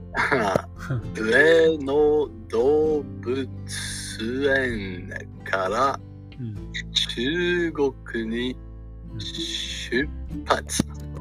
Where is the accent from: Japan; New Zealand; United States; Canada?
Canada; Japanese is a second language; カナダ、カナダの出身です。